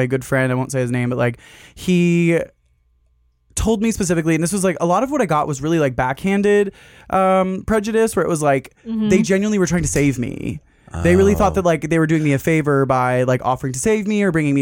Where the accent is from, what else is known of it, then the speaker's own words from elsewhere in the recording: Collierville, Tennessee, United States; also born or lived in Memphis, Tennessee; now in Los Angeles, United States; I'm from Memphis, Tennessee. I now live in Los Angeles, but yeah, I grew up in just outside of Memphis, Tennessee, in a little small town called Collierville